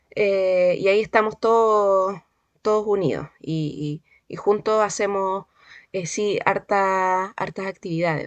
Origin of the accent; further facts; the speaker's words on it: Santiago, Santiago Metropolitan Region, Chile; moved away as an adult; now in La Serena, Chile; yo no soy serenense, yo soy santiaguina pero llevo acá en la región, eh, de hecho este año cumplo diez, cumplí 10 años acá